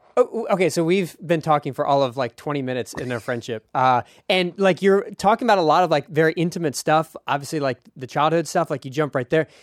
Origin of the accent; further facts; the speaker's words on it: Philadelphia, Pennsylvania, United States; as a kid, I was growing up in Philadelphia.